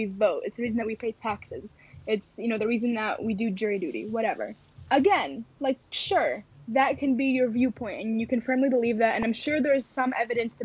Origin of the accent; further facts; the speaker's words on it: United States; as American people